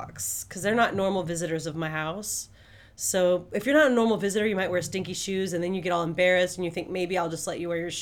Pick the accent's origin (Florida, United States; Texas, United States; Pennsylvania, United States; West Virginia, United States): Florida, United States; South; I was from South Florida